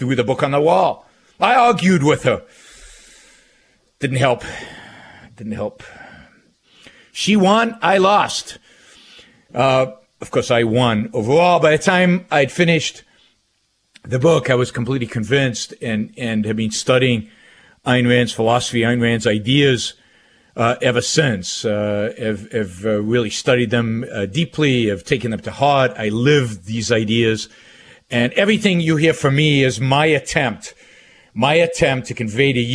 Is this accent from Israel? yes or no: yes; Israel; now in United States; So I was born and raised in Israel. I lived most of my early life in the state of Israel. I immigrated. I'm an immigrant to the United States.